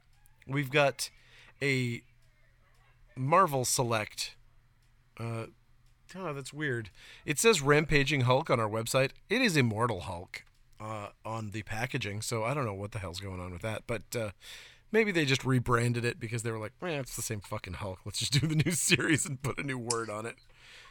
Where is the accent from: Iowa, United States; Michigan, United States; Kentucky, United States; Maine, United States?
Maine, United States; If I remember properly from when I was growing up in Northern Maine.